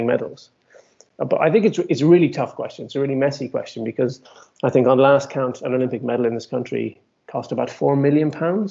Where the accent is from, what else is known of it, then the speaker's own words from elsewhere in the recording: Ireland; now in United Kingdom; I'm Irish and competed, as I say, poorly for Ireland, I was based in the UK at this time